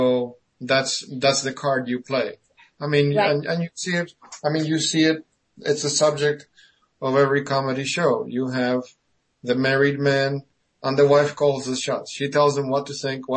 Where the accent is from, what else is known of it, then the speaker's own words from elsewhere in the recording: Argentina; moved away; I was born in 59, so I grew up in Argentina.